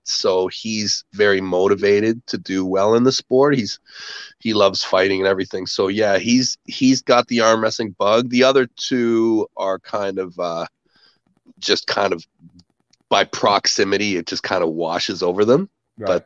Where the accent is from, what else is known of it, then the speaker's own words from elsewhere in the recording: Canada; I'm a Canadian. Uh, I uh, grew up on a farm